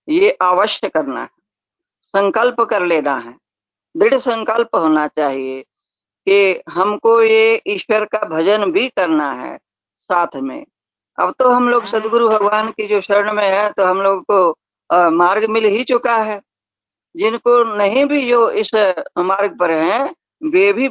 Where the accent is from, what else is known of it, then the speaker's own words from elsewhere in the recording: Punjab, India; हम लोग पंजाबी लोग हैं तो हम लोग का नियम तो और सख्त है